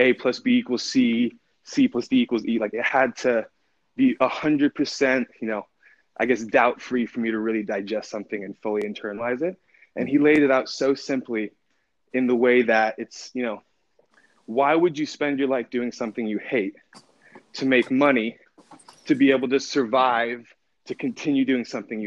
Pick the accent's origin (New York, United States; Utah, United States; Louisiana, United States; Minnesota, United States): Utah, United States; Park City; also born or lived in Oakland, California; I grew up in Park City, Utah.